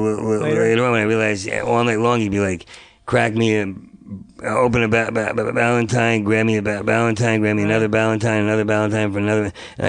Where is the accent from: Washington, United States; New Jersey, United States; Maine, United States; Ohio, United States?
New Jersey, United States; Asbury Park; moved away; also born or lived in New York; I was born in New Jersey. New Jersey, okay. Outside of Asbury Park, small town.